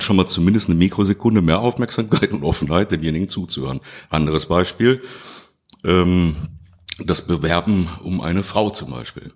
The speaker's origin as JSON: {"language": "German", "town": "Duisburg", "region": "North Rhine-Westphalia", "country": "Germany", "tie": "born or raised there", "moved": "as an adult", "lives_now": "Krefeld, Germany", "said": "ich bin da geboren worden in Duisburg-Rheinhausen und ähm, ich habe wirklich in unterschiedlichsten Stadtteilen gelebt"}